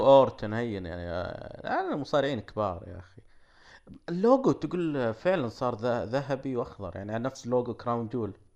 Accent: Saudi Arabia; عندنا في السعودية

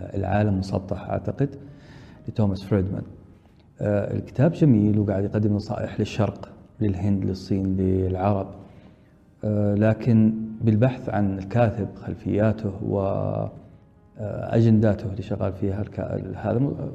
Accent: Saudi Arabia; عندنا في السعودية

